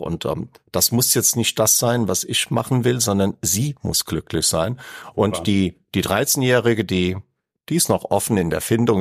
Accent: Aschaffenburg, Bavaria, Germany; ich komme ja aus Aschaffenburg und da war Frankfurt jetzt nicht weit

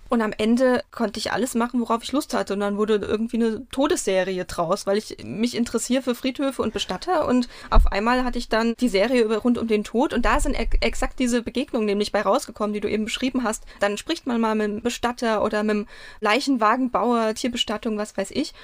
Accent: Mainz, Rhineland-Palatinate, Germany; Ich bin auch in Mainz aufgewachsen, in Weisenau

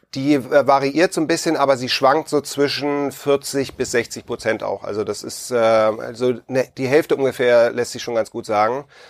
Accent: Hamburg, Germany; ich komme ursprünglich aus Hamburg

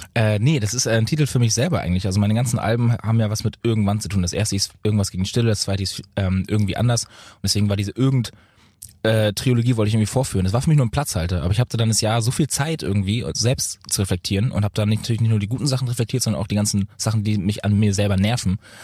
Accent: Lübeck, Schleswig-Holstein, Germany; also born or lived in Bad Oldesloe / Berlin / Munich; Ich wohne ja in Lübeck. Also ich bin ja immer noch in meiner Heimat.

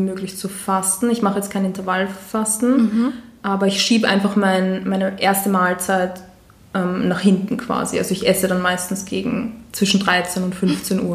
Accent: Vienna, Austria; ich bin 28 Jahre, ich bin aus Wien

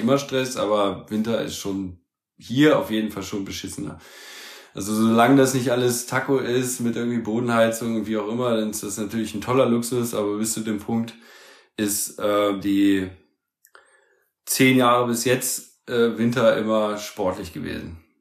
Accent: Germany; als Deutsche

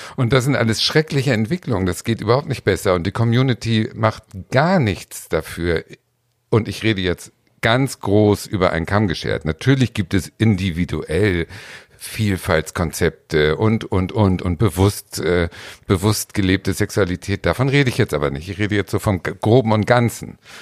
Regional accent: Hamburg, Germany; now in Berlin, Germany; ich bin in der Stadt groß geworden, in Hamburg

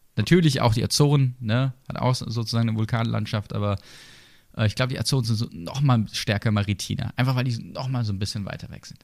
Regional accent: Sinsheim, Baden-Württemberg, Germany; ich komme ja aus der Gegend. Ne? Also als gebürtiger Sinsheimer

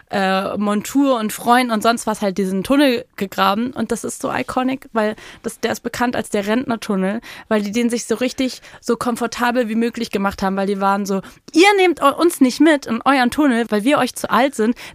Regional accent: Berlin, Germany; als Berlinerin

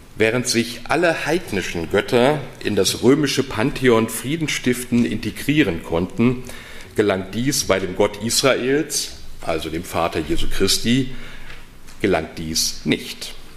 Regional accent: North Rhine-Westphalia, Germany; accent: Westphalian; now in Heidelberg, Germany; als gebürtiger Westfale

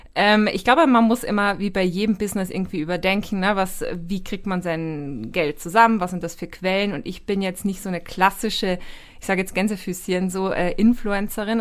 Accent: Austria; ich bin Österreicherin

